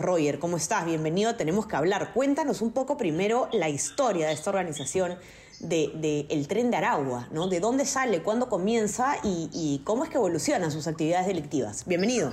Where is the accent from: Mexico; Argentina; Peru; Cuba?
Peru; quienes nos escuchan probablemente somos la mayoría de Perú.